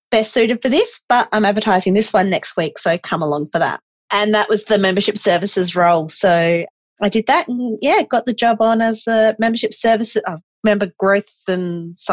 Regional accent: Esperance, Western Australia, Australia; I grew up in Esperance, so you learned that one very quickly.

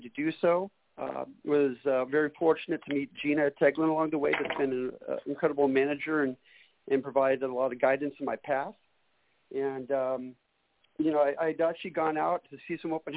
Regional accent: Northern California, United States; moved away as an adult; also born or lived in Hayward, California / Redding, California / Sacramento, California; originally born and raised in Northern California.

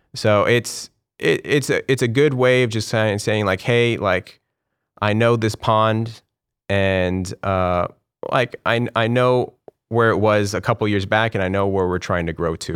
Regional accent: Corpus Christi, Texas, United States; now in Houston, United States; I left when I was about five years old. and we moved to, um, Corpus Christi

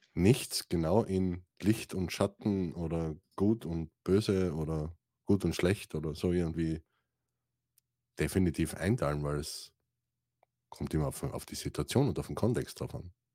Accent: Styria, Austria; ich komme aus der St. Eiermark, einem wunderschönen Österreich

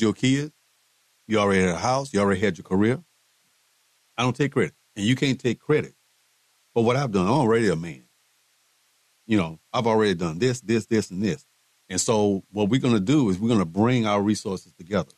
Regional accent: Houston, Texas, United States; also born or lived in Waco / Dallas; I'm originally from Houston

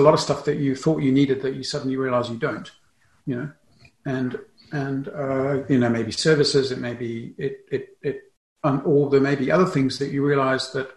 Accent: South Africa; also born or lived in England; now in Germany; I grew up in South Africa. So I live in Germany.

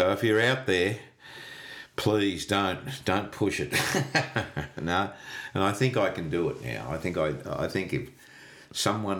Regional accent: Australia; I'm from Australia

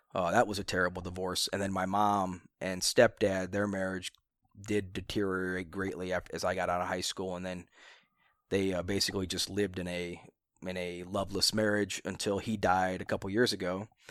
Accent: Akron, Ohio, United States; born in Akron.

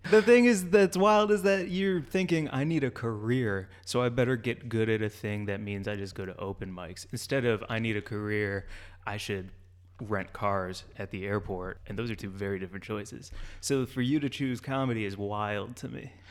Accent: St. Louis, Missouri, United States; also born or lived in Chicago; now in Los Angeles, United States; I grew up in St. Louis, moved here from Chicago, live here in LA.

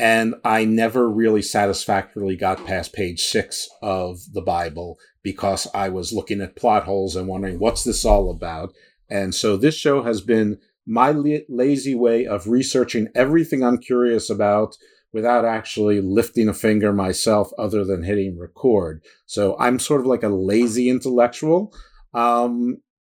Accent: New York, United States; moved away as an adult; also born or lived in Atlanta, Georgia / Baltimore, Maryland; I grew up in New York

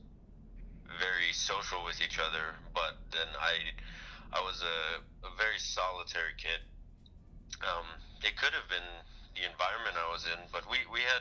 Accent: Oahu, Hawaii, United States; moved away; I'm also not Hawaiian. By ethnicity, though I grew up in Hawaii

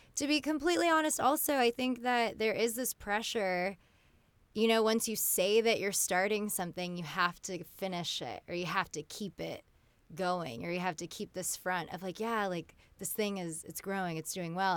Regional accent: California, United States; I grew up in California, so I consider myself, you know, I'm fully American

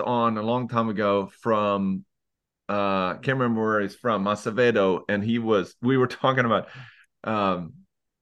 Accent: Leksand, Dalarna County, Sweden; I grew up in Leksand

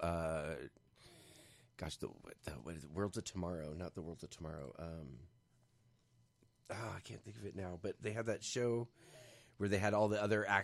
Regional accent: New York, United States; I'm from New York

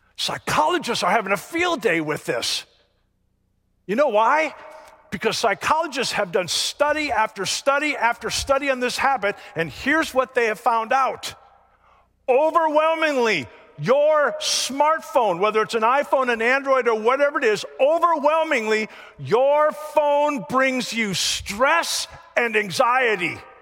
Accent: the North, United States; moved away; also born or lived in Florida; I grew up in the North.

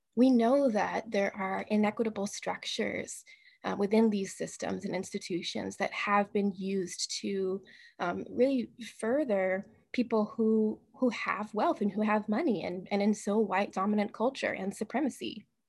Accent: Tacoma, Washington, United States; moved away as an adult; now in Seattle, United States; I was born in Tacoma, Washington. My family's from Tacoma, Washington

